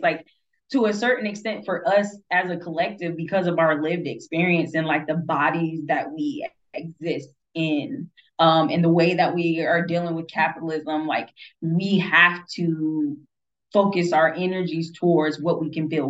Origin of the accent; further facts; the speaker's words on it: United States; as an American